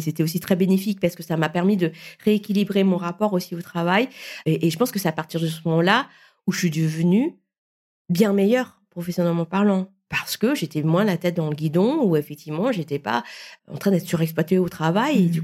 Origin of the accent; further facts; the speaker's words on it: Vietnam; je suis vietnamienne